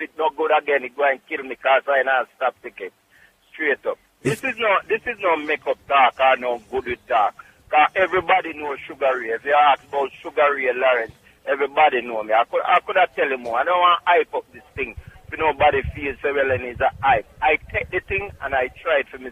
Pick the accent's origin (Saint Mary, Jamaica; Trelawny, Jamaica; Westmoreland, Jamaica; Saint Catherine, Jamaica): Trelawny, Jamaica; Clarks Town; also born or lived in Bronx, New York; now in New York, United States; Clarkstown, Jamaica, Trelawney